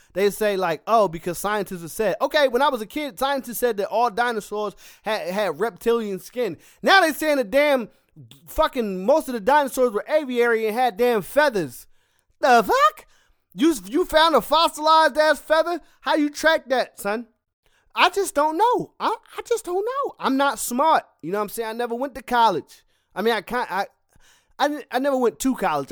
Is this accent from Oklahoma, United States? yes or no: no; Philadelphia, Pennsylvania, United States; I'm a Philadelphian